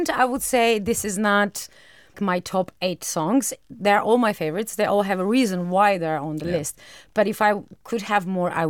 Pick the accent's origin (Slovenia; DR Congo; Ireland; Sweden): Slovenia; Maribor, Drava; English is a second language; also born or lived in Ljubljana; I am from Maribor. Maribor is my hometown, but I used to work a lot in Ljubljana and in Maribor, and I was a bit bored by driving a long distance, long distance in Slovenia measure